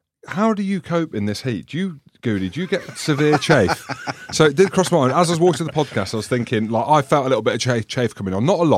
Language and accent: English; Wales, United Kingdom; because I'm Welsh. I've always breathed fire.